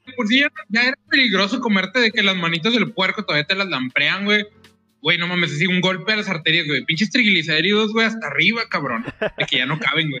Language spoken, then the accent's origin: Spanish; Monterrey, Nuevo León, Mexico; vengo de Monterrey